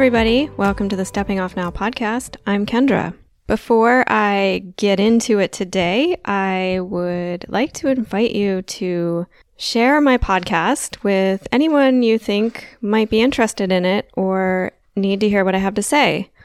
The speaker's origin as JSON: {"language": "English", "region": "Delaware", "country": "United States", "tie": "born or raised there", "moved": "yes", "lives_now": "Southern United States", "said": "I grew up in the north of the United States, the northeast. Well, I'm from Delaware"}